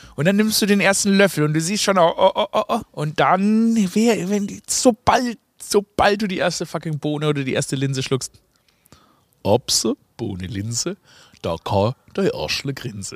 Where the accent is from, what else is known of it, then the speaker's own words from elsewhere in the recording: Stuttgart, Baden-Württemberg, Germany; Ich komme ja aus Stuttgart